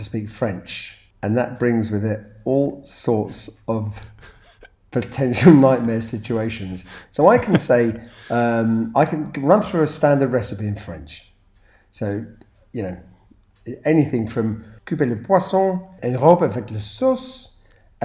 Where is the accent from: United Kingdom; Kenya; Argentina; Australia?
United Kingdom; I'm proud to be British